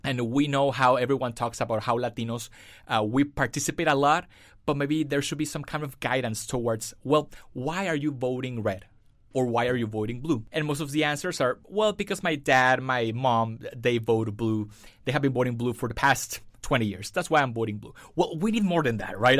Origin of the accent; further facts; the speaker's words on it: Mexico; moved away as an adult; also born or lived in Fullerton, California; now in United States; I was born and raised in Mexico. So I came here to the States five years ago